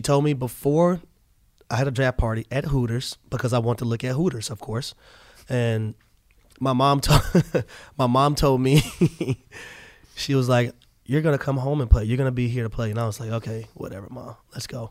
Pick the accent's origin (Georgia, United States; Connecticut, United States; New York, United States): Georgia, United States; Atlanta; born or raised there